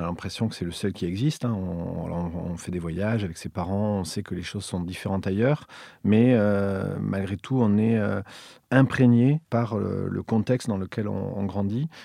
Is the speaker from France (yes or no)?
yes; Villefranche-de-Rouergue, Occitania, France; born or raised there; moved away; also born or lived in Montreal / Paris